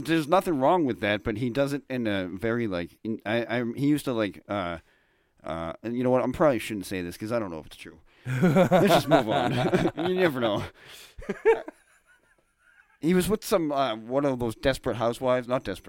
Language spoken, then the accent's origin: English; Massachusetts, United States; accent: Boston; I don't think I've lost my Boston accent at all.